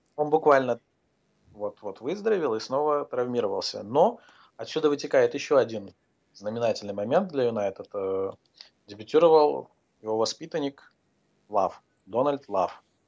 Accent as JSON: {"language": "Russian", "country": "Azerbaijan", "said": "Я сам из Азербайджана"}